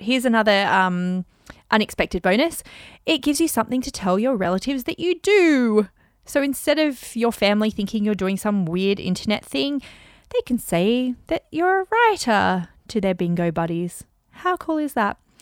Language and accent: English; Australia; accent: Aussie; My Aussie accent